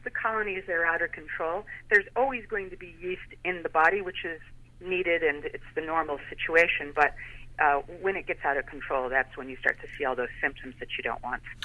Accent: Chicago, Illinois, United States; now in Clearwater, United States; being from Chicago

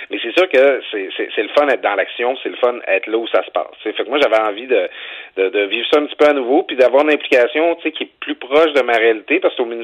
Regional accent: Lac Saint-Jean, Quebec, Canada; moi, j'ai grandi au Lac Saint-Jean. Je, je, le dis pas assez souvent que j'ai grandi au Lac Saint-Jean.

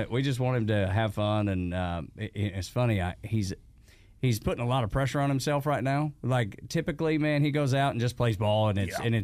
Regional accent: Macon, Georgia, United States; I'm not. I'm actually from Macon, Georgia.

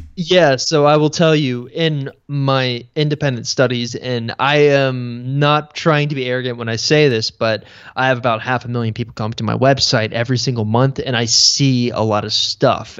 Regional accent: Houston, Texas, United States; I grew up in Texas

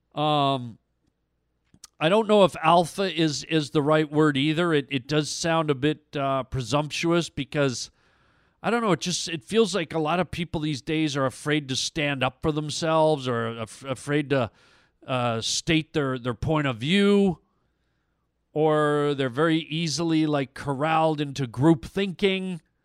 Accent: Canada; I'm Canadian

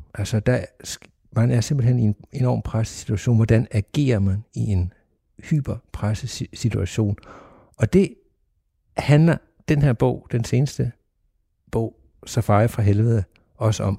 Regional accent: Sønderborg, Southern Denmark, Denmark; jeg er vokset op i Sønderborg, og Sønderborg Slot har altid været en del af, af mit liv hernede

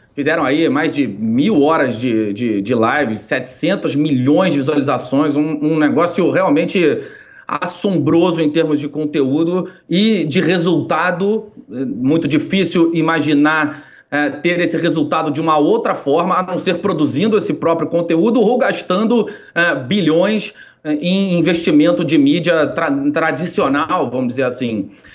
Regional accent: Rio de Janeiro, Brazil; eu, carioca

